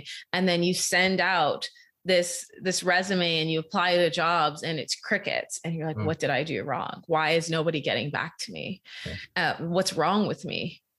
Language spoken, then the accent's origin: English; Bahamas; now in Canada; So I was an international student. I'm originally from the Bahamas. So I had to figure it out.